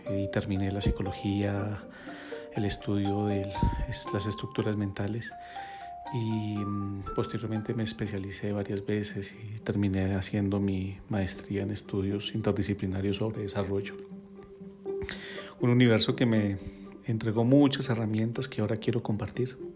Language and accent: Spanish; Bogotá, Colombia; also born or lived in Quito, Ecuador; desde joven vivo en Bogotá, nací en Quito, Ecuador y puedo, que, puedo decir que gracias a, mis raíces aprendí la importancia de la conexión con la naturaleza y la ancestralidad.